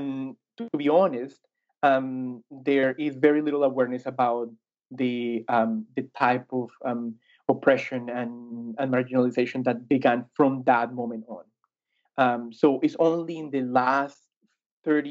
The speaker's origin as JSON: {"language": "English", "region": "Bogotá", "country": "Colombia", "tie": "born or raised there", "moved": "yes", "said": "I grew up in Bogota"}